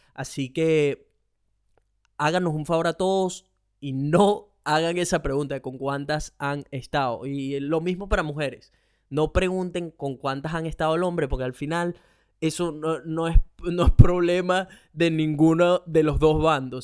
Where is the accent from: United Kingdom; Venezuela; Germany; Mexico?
Venezuela; now in Australia